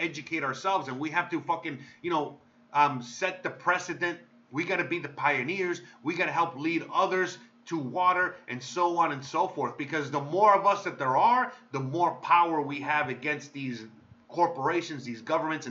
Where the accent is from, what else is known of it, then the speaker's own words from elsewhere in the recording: United States; now in Mexico; I'm American.